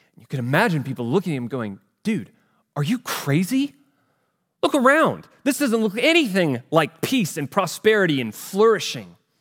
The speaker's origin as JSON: {"language": "English", "country": "United States", "tie": "born or raised there", "said": "I grew up here in the United States of America."}